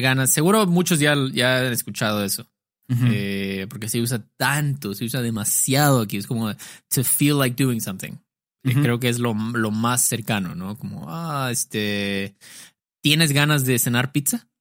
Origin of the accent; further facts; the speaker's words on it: Mexico; decimos mucho en México